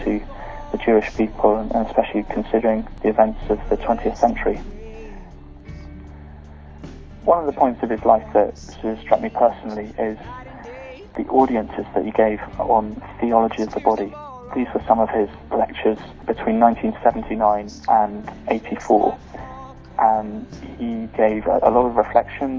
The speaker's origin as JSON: {"language": "English", "country": "United Kingdom", "said": "I'm from the United Kingdom"}